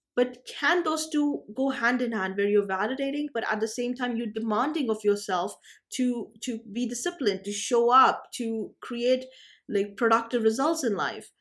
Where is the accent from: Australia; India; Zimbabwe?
India; I'm from India